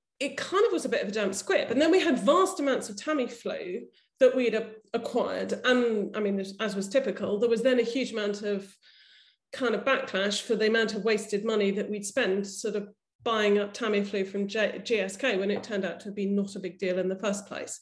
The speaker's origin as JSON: {"language": "English", "country": "United Kingdom", "said": "as a British, white British woman on a London tube"}